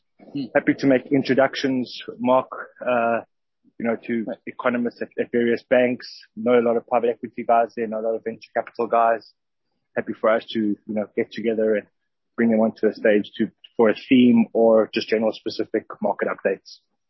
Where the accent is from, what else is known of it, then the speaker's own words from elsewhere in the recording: South Africa; now in New York, United States; I was born there. I'm South African, living in New York.